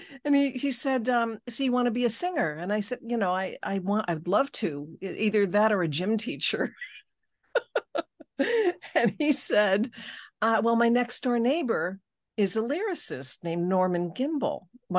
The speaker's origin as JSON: {"language": "English", "country": "Switzerland", "tie": "born or raised there", "also_born_or_lived": "Los Angeles, California, United States", "moved": "yes", "said": "I was born in Switzerland. I mean, I was born in LA, but grew up"}